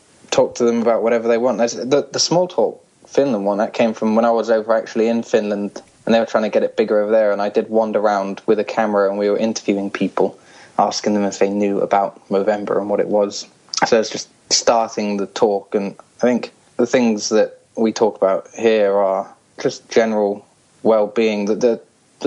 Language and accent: English; Hong Kong; now in England; originally I'm from Hong Kong.